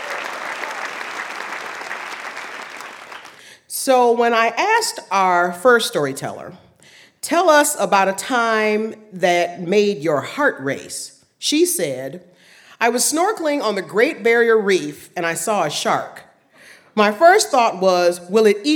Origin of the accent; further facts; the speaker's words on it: Michigan, United States; I'm from Michigan